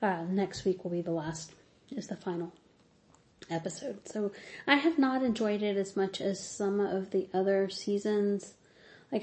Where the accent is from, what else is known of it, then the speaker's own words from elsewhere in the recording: Mississippi, United States; I'm from Mississippi